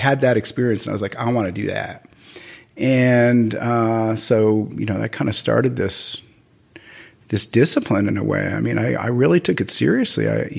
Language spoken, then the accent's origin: English; New York City, New York, United States; moved away; I grew up in Brooklyn Heights.